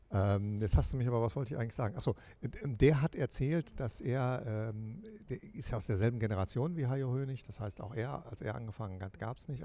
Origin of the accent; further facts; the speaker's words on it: Rhineland, Germany; ich bin ja Rheinländer